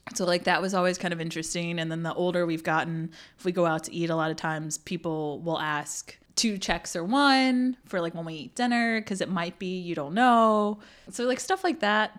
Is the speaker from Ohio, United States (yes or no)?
no; Burlington, North Carolina, United States; also born or lived in South Korea / Illinois; now in Durham, United States; I grew up in Burlington